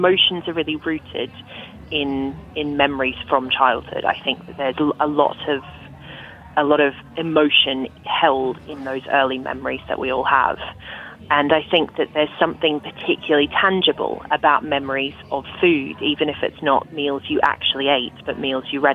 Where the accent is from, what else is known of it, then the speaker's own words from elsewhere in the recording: Australia; moved away as an adult; now in England; I grew up in Australia.